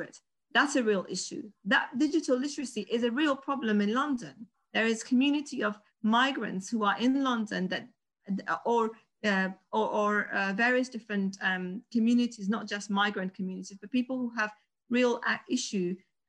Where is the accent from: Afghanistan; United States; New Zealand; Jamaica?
Afghanistan; moved away; I'm originally from Afghanistan.